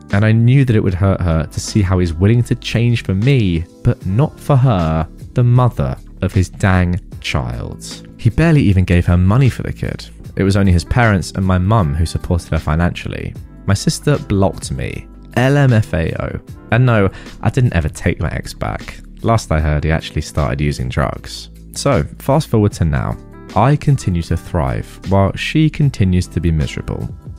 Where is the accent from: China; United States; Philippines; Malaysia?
Philippines; I am Filipina, and this happened in the Philippines. Here, we don't move out until we have kids, and sometimes not even then.